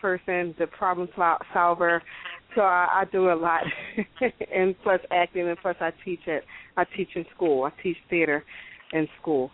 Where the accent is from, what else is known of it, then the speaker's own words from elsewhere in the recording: Philadelphia, Pennsylvania, United States; I am from Philadelphia